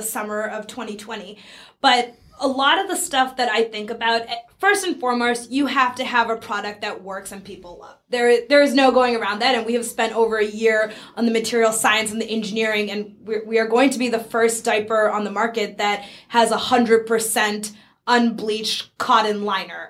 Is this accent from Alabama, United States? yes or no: no; Burlington, Massachusetts, United States; also born or lived in San Francisco / India; I grew up in Burlington, Massachusetts